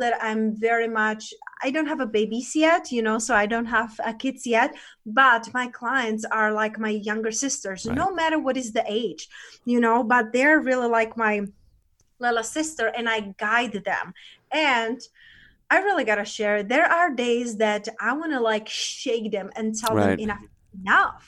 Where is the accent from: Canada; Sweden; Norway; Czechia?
Czechia; moved away; So I was born in Czech Republic. That's where I'm originally